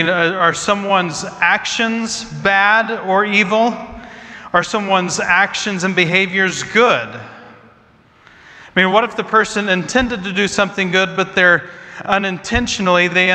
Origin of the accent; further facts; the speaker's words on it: Midwest, United States; I grew up in the Midwest